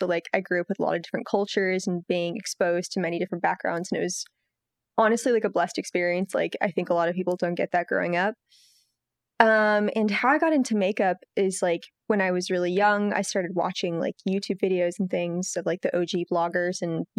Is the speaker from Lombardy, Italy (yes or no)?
yes; Milan, Lombardy, Italy; and they brought me up in Italy. And in Italy, I went to an American school, and I grew up in Milan